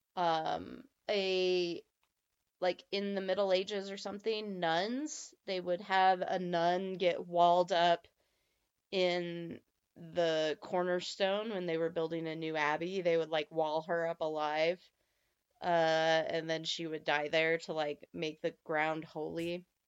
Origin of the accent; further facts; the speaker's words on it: eastern Nevada, United States; moved away; I grew up on the eastern side of Nevada